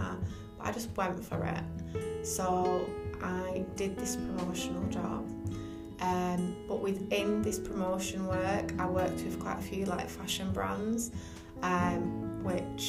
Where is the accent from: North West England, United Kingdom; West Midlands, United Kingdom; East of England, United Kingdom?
North West England, United Kingdom; Bolton; my hometown of Bolton